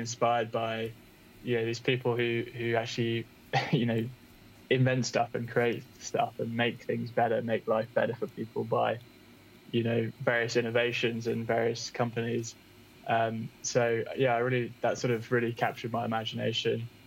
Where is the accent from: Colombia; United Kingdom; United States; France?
United Kingdom; English countryside, England; moved away as an adult; also born or lived in London; now in Bristol, United Kingdom; I was born in London, but grew up in the English countryside